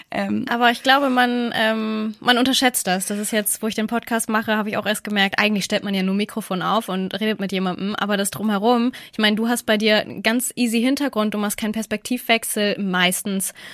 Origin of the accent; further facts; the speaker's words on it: Mexico; now in Canada; Ich sehe das so, nee, ich sehe das so, bei uns in Mexiko ist das so und hier in Kanada ist das so.